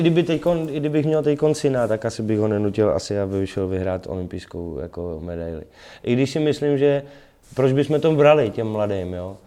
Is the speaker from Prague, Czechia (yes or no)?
yes; Prague, Czechia; já jsem Pražák rodilej